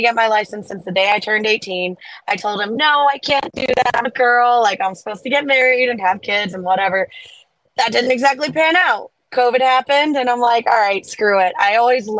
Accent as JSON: {"language": "English", "region": "Florida", "country": "United States", "said": "I'm from Florida."}